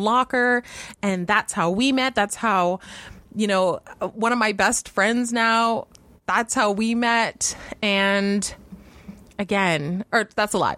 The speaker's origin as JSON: {"language": "English", "country": "Canada"}